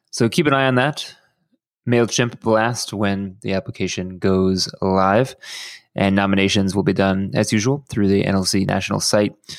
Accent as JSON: {"language": "English", "town": "Houston", "region": "Texas", "country": "United States", "tie": "born or raised there", "moved": "yes", "lives_now": "Los Angeles, United States", "said": "my hometown of Houston"}